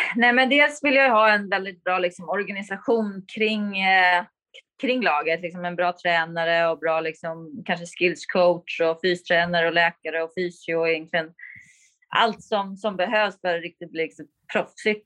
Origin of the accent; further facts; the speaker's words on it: Sweden; moved away as an adult; also born or lived in United States; mina föräldrar var ju hemma i Sverige och jag var i USA